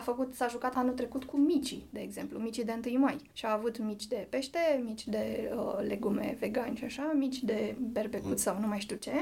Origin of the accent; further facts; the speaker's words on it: Muntenia, Romania; eu sunt munteancă